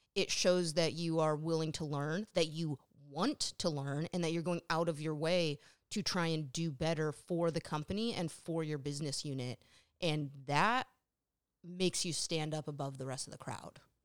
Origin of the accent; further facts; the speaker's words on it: Sacramento, California, United States; also born or lived in New England; growing up in Sacramento